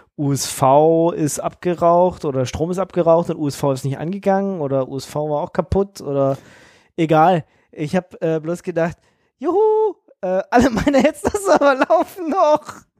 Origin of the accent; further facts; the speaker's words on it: Munich, Bavaria, Germany; ich komme ja aus München